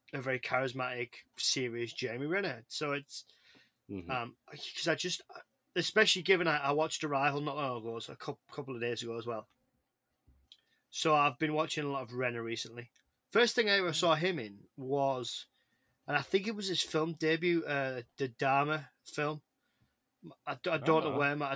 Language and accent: English; England, United Kingdom; I'm English